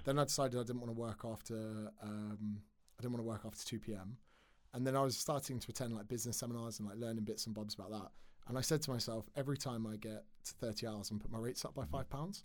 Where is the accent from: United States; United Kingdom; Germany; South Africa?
United Kingdom; Windsor, South East England; moved away as an adult; also born or lived in Surrey / Australia; grew up in Berkshire